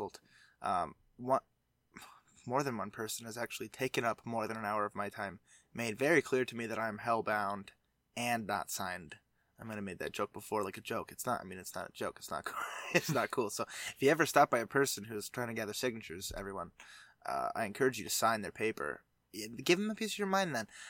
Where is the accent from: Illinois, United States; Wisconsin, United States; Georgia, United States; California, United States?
Georgia, United States; moved away; I grew up in Georgia